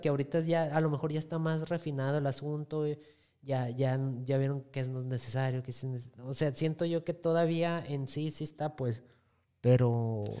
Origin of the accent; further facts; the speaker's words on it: Mexico; yo como mexicanos nos gusta que nos den esos estereotipos